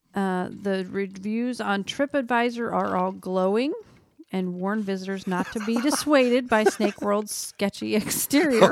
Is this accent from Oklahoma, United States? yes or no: yes; Oklahoma, United States; Oklahoma, my home state